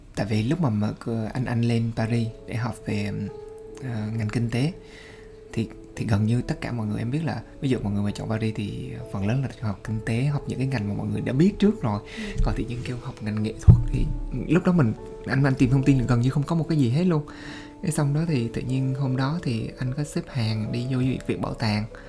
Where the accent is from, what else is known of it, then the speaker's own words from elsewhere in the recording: Vietnam; now in France; hồi xưa mình từ Việt Nam qua